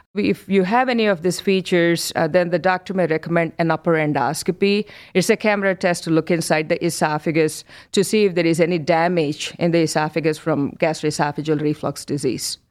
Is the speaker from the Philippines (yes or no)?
no; India; moved away as an adult; also born or lived in New York, United States; now in Cleveland, United States; I'm born and brought up in India